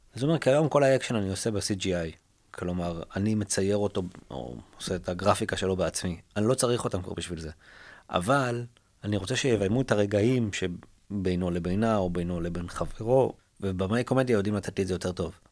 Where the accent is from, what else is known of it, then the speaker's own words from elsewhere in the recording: Israel; also born or lived in United States; אנחנו כישראלים